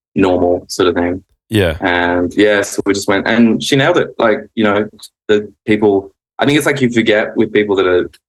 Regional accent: Sydney, New South Wales, Australia; moved away as an adult; now in Los Angeles, United States; I grew up in Mossman, which was a cool place to grow up

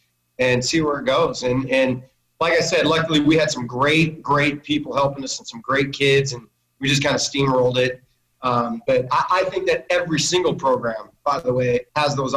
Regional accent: Missoula, Montana, United States; growing up in Missoula, Sentinel was kind of the program

